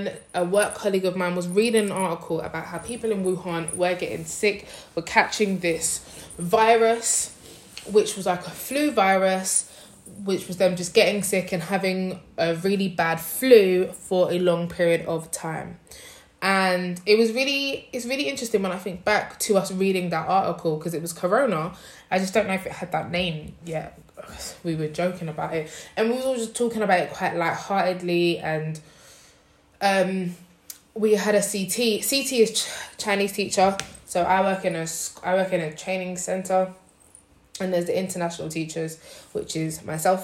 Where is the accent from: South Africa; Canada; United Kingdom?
United Kingdom; London; now in Nanjing, China; I am from London, but I currently live in Nanjing, China.